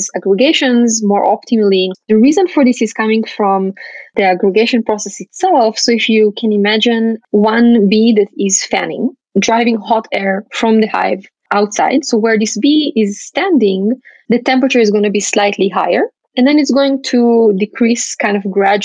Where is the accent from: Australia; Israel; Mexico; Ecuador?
Israel; I grew up in Israel